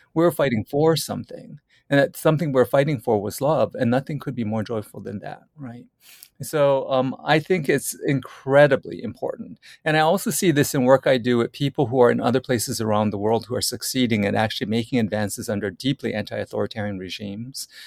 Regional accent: Oahu, Hawaii, United States; I grew up in Hawaii, and I grew up in particular in rural Hawaii on the island of Oahu on a sugar plantation

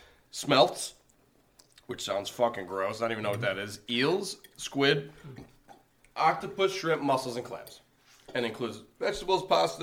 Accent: Long Island, New York, United States; Sorry, I'm from Long Island.

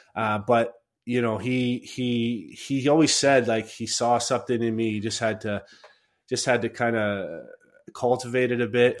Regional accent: Chatham, Ontario, Canada; I grew up in in Chatham, a, a, pretty small town

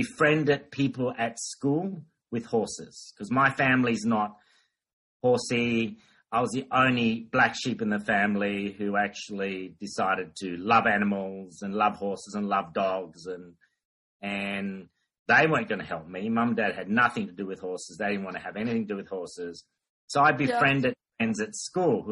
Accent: Port Moresby, National Capital District, Papua New Guinea; now in Australia; I grew up in Papua New Guinea

